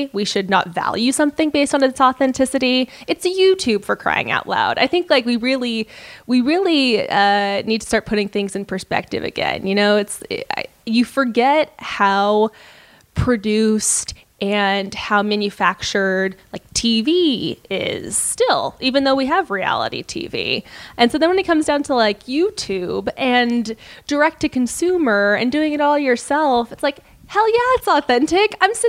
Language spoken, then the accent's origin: English; Los Angeles, California, United States; Los Angeles. Yeah.